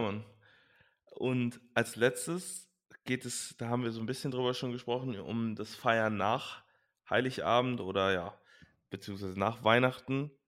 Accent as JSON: {"language": "German", "town": "Leverkusen", "region": "North Rhine-Westphalia", "country": "Germany", "tie": "born or raised there", "also_born_or_lived": "Langenfeld-Reusrath", "said": "wir sind halt in Leverkusen-Opladen groß geworden"}